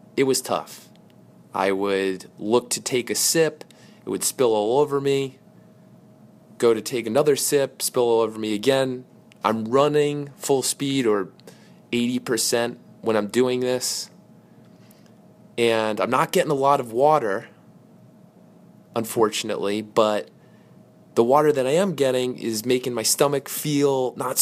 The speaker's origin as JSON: {"language": "English", "town": "Darien", "region": "Connecticut", "country": "United States", "tie": "born or raised there", "said": "we grew up together in the Darien, New Canaan area, have been good buddies since elementary school."}